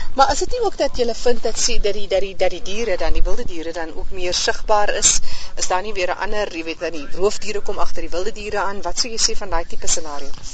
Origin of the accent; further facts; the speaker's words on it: Namaqualand, Northern Cape, South Africa; ek is self hier van Namakoland, so ek weet wat dit is om droë wêreld te sien